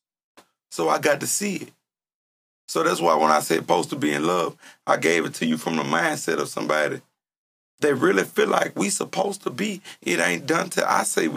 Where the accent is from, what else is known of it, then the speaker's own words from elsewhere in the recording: Louisiana, United States; now in Columbus, United States; I'm from Louisiana.